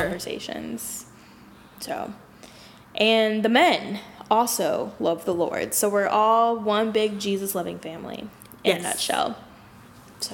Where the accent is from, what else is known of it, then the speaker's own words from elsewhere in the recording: Dallas, Texas, United States; We're from Dallas